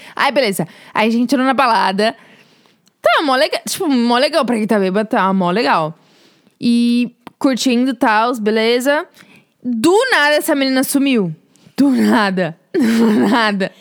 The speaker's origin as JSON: {"language": "Portuguese", "region": "São Paulo", "country": "Brazil", "moved": "as an adult", "lives_now": "United States", "said": "Sou de São Paulo e vim para os Estados Unidos como au pair, mas agora sou estudante"}